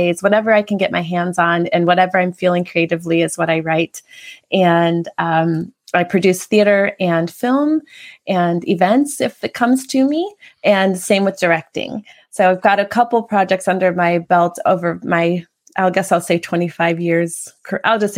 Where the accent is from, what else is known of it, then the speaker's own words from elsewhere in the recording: Kenosha, Wisconsin, United States; also born or lived in New York / Los Angeles / Chicago / Prague; now in Chandler, United States; I'm from Wisconsin, Kenosha, Wisconsin